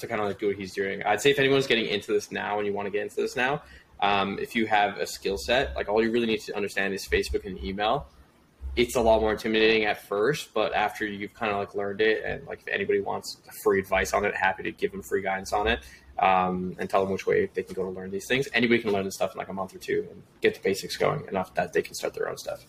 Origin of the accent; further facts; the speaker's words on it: Toronto, Ontario, Canada; born and raised in Toronto, Canada.